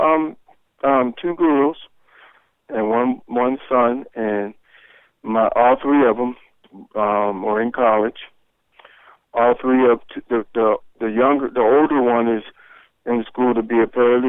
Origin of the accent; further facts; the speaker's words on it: Pittsburgh, Pennsylvania, United States; also born or lived in Athens, Ohio; growing up in Hazelwood was a great experience